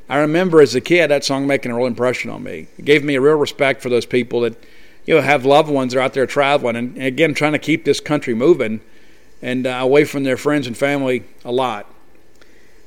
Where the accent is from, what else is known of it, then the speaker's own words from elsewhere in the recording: South Mississippi, United States; being from South Mississippi. We don't have any mountains in South Mississippi. I guess the closest thing we had in my hometown is Red Bluff